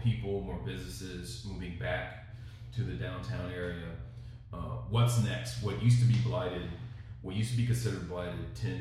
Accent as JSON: {"language": "English", "town": "Kansas City", "region": "Missouri", "country": "United States", "tie": "born or raised there", "said": "I grew up in Kansas City when folks left downtown"}